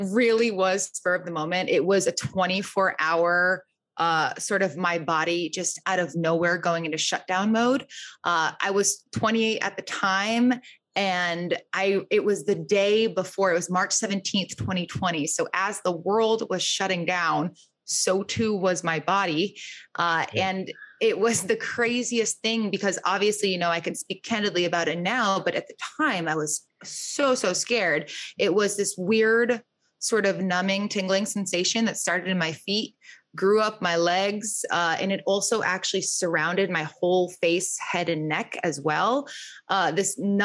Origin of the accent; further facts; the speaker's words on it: Rhode Island, United States; moved away as an adult; also born or lived in Boston; now in New York City, United States; born and raised in Rhode Island, made my way to Boston for a little bit, then landed in New York City after going to grad school here.